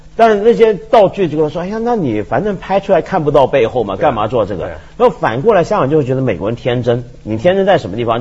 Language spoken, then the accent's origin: Chinese; Hong Kong; moved away as an adult; now in Beijing, China; 这是香港人，我们在殖民地长大